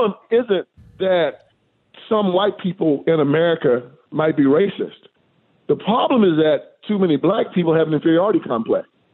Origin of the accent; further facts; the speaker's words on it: Tennessee, United States; I was raised in Tennessee